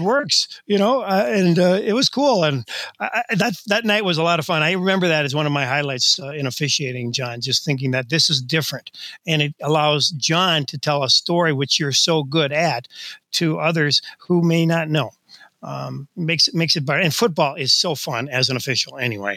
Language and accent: English; Delano, Minnesota, United States; Delano is my hometown, and uh, played all kinds of things there